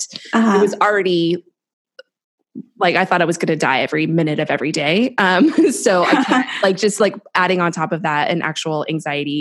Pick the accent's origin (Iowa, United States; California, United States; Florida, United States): California, United States; Pomona; I went to Claremont High School. I grew up in Pomona.